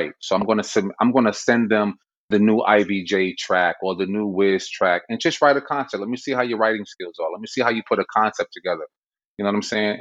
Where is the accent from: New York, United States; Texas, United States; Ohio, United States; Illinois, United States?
New York, United States; New York City; I'm from the Bronx